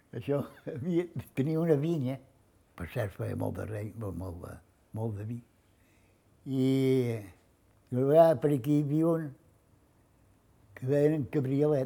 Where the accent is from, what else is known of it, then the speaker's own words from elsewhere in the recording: Formentera, Balearic Islands, Spain; vaig néixer a Formentera el dia 15 de novembre del 28